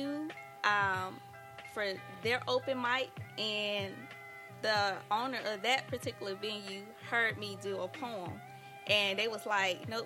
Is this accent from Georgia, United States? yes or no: yes; Decatur, Georgia, United States; I'm originally from Decatur, Georgia.